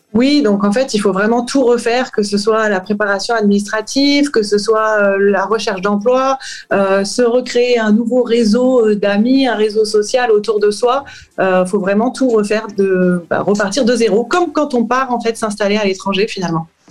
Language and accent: French; France; moved away as an adult; also born or lived in United States / Australia / Saint-Quentin, France; je suis française et je suis partie vivre aux États-Unis et à la suite en Australie